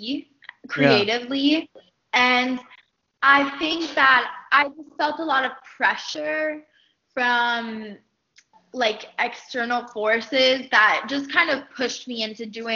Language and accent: English; Miami, Florida, United States; growing up in Miami